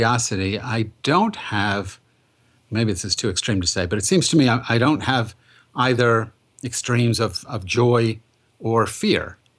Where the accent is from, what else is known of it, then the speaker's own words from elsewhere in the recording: Massachusetts, United States; also born or lived in Boston; I'm from Massachusetts, lived in Boston